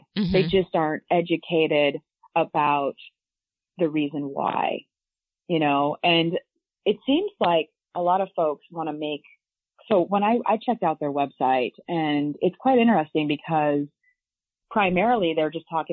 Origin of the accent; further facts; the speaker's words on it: Iowa, United States; growing up in Iowa, and I mean, I'm talking super small town